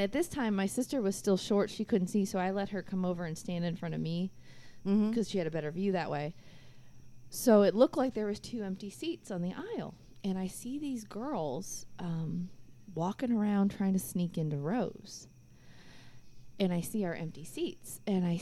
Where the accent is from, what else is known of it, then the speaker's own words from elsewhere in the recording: Orlando, Florida, United States; I'm from Orlando